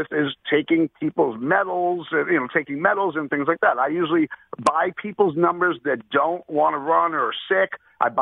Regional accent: Springfield, Massachusetts, United States; also born or lived in Boston; I'm from Boston. I grew up in Springfield, Mass

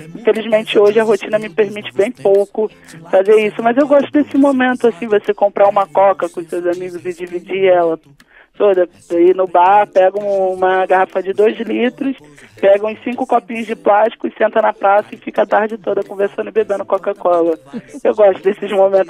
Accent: Rio de Janeiro, Brazil; lá na minha favela, mesmo sendo no centro do Rio, o, o Estado praticamente não existia

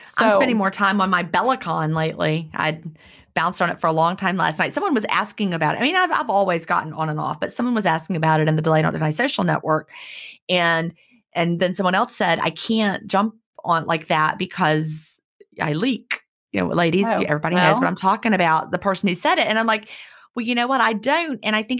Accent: Augusta, Georgia, United States; I was born right here in Augusta, Georgia. We're on a river. It's very humid. It's hot.

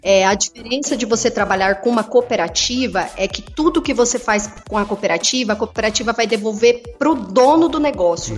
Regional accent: Mato Grosso, Brazil; also born or lived in Rio Grande do Sul / São Gabriel do Oeste, Mato Grosso do Sul / Tangará da Serra, Mato Grosso; nasci no Rio Grande do Sul, uhum. fui criado uma parte no Mato Grosso do Sul e no Mato Grosso

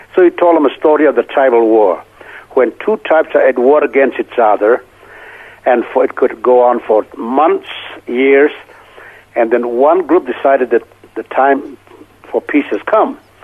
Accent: Senvon, Manipur, India; moved away

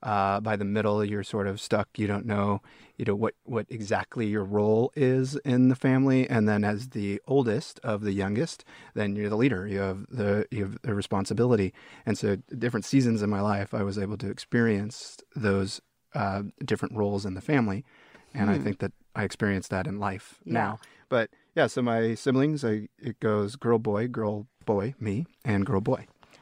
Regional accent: La Palma, California, United States; I was raised in Orange County, California.

